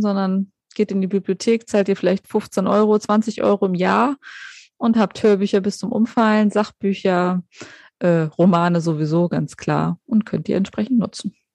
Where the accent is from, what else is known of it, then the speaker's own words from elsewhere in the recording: Germany; bei uns in Deutschland